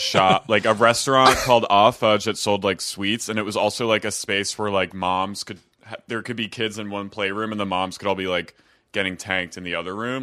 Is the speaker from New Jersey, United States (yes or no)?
yes; New Jersey, United States; moved away as an adult; also born or lived in Philadelphia; now in Los Angeles, United States; I'm from S-, South Jersey